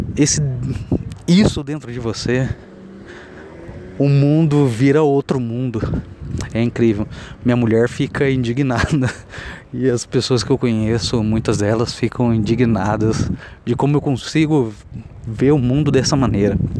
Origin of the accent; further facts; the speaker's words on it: Cafelândia, São Paulo, Brazil; moved away as an adult; also born or lived in Bauru; now in São Paulo, Brazil; sou de Cafelândia, interior de São Paulo. Estou residindo agora em São Paulo, capital.